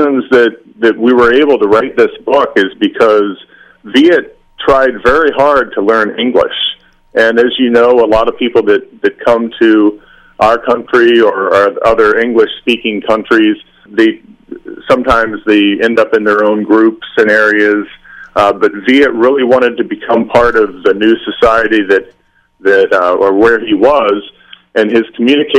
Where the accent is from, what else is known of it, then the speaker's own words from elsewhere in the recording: Midwest, United States; also born or lived in London; Growing up in the Midwest, I hadn't had too many out there experiences